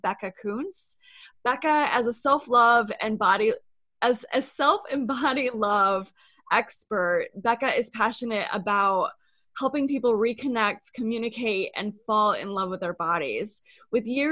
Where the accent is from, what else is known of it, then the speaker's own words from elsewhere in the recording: Midwest, United States; I grew up in the Midwest as well